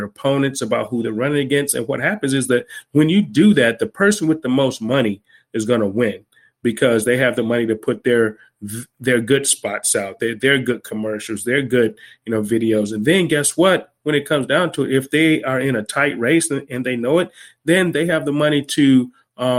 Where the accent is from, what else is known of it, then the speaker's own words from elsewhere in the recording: Cleveland, Ohio, United States; I'm originally from Cleveland, Ohio, but my wife is from Milwaukee